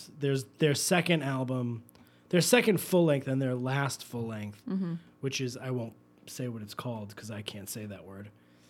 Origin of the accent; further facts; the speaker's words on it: New York, United States; I like the East Coast stuff because I'm from New York.